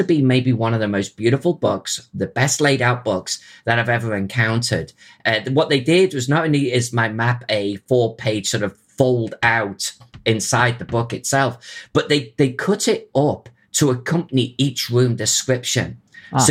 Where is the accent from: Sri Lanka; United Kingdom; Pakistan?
United Kingdom; Chester, North West England; my hometown of Chester